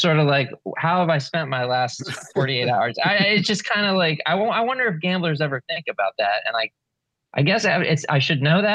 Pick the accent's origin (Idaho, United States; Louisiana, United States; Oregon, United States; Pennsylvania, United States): Pennsylvania, United States; Philadelphia; I grew up in Philadelphia